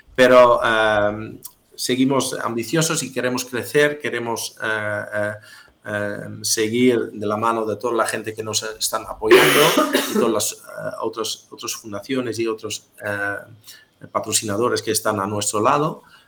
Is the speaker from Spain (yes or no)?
no; Netherlands; soy holandés